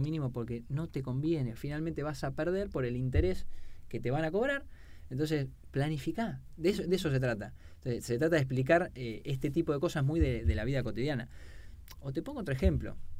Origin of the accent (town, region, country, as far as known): Argentina